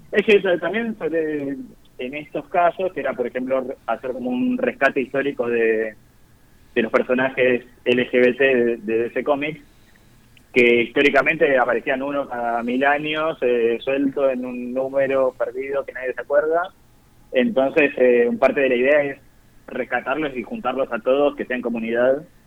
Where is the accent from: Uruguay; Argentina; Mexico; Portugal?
Argentina; Zárate, Buenos Aires Province; now in Buenos Aires, Argentina; Yo soy de Zárate originalmente, provincia de Buenos Aires